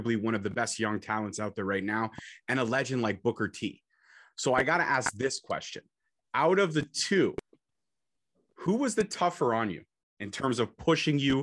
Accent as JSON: {"language": "English", "country": "Canada", "said": "I'm Canadian, got to rep Canada"}